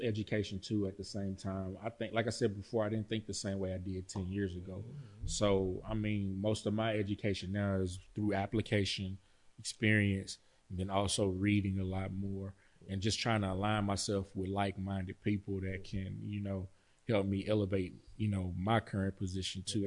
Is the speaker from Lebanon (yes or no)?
no; Pittsburgh, Texas, United States; moved away; my hometown, Pittsburgh, Texas